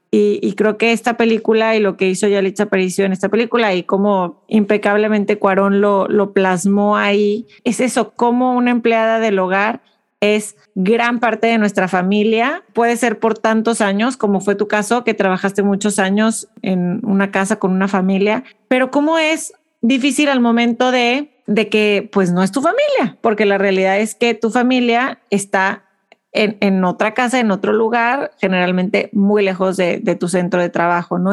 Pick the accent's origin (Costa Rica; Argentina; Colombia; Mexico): Mexico; como mexicanas